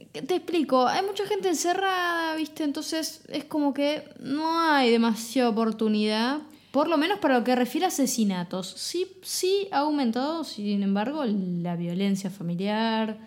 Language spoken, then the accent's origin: Spanish; Argentina